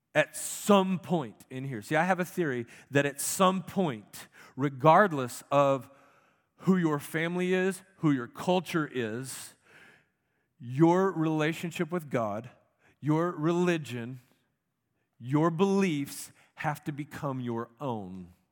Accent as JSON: {"language": "English", "country": "United States", "said": "as an American Christian"}